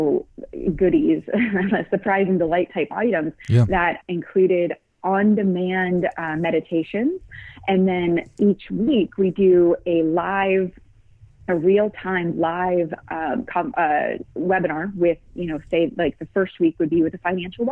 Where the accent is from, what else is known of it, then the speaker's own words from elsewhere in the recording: Midwest, United States; moved away as an adult; now in San Francisco, United States; We live in San Francisco, and what my husband and I love, we're from the Midwest